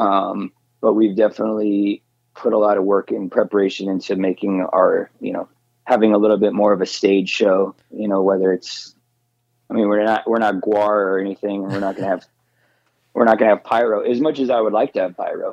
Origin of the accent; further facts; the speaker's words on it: Phoenix, Arizona, United States; growing up in Phoenix, the Phoenix area